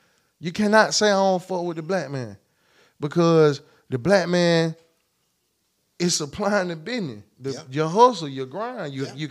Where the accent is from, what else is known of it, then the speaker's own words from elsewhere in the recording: United States; I'm from Clay County